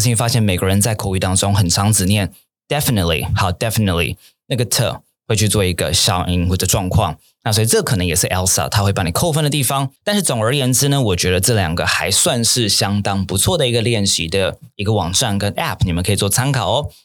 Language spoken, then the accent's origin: Chinese; Taiwan; also born or lived in Japan; 因为我是台湾人嘛